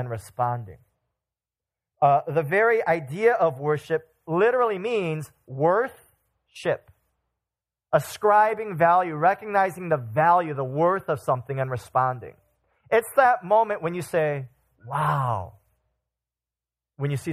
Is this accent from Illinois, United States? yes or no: yes; Chicago, Illinois, United States; I'm from Chicagoland